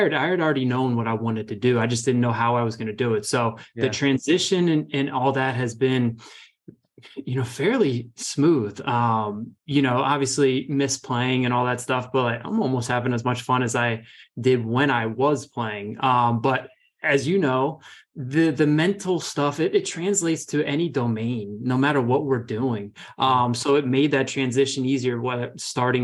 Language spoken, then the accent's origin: English; Northern Virginia, United States; moved away as an adult; now in Rockville, United States; I grew up in Northern Virginia